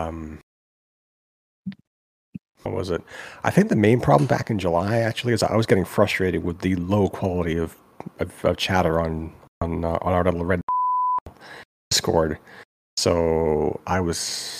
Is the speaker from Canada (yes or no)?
yes; Vancouver, British Columbia, Canada; I'm 43. I'm from Vancouver